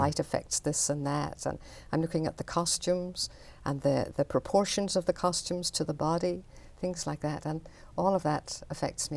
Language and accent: English; Belfast, Northern Ireland, United Kingdom; moved away; I grew up in Belfast